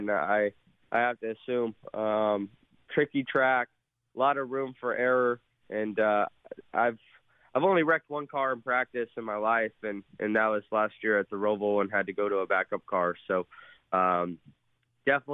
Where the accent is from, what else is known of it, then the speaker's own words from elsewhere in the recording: Las Vegas, Nevada, United States; Las Vegas, my hometown